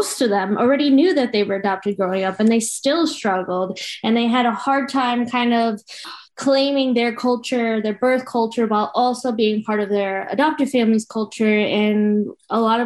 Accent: the suburbs of New York, United States; also born or lived in Colombia; I grew up in the suburbs of New York in a very Italian family

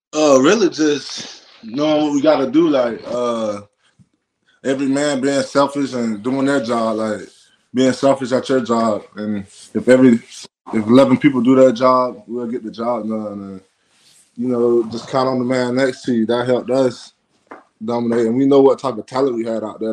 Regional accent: Florida, United States; born or raised there

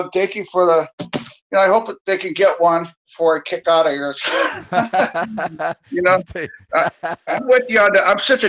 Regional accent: Bay Area, California, United States; we're both from the Bay Area.

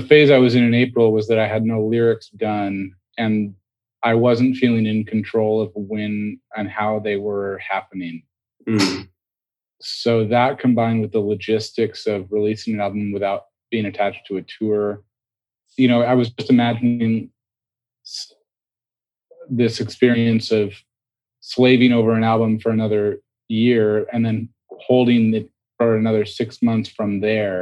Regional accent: Seattle, Washington, United States; now in New York, United States; we're from Seattle.

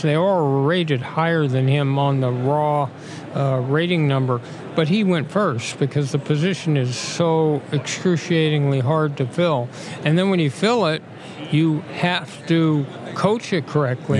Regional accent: Los Angeles, California, United States; my hometown team back and uh, the Super Bowl here

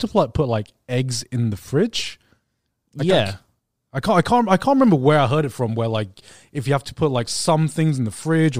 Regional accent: Thailand; The one thing that makes me not proud to be Thai is one thing that they

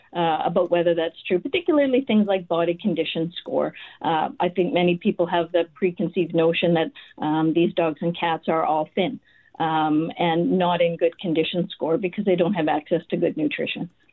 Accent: Winnipeg, Manitoba, Canada; moved away as an adult; I was raised in St. James. Uh, I went to high school there, did my undergrad at University of Manitoba

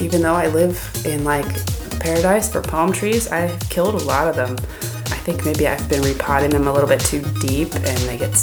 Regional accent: United States; moved away as an adult; now in Surabaya, Indonesia; I'm an American, but I live in Surabaya, Indonesia

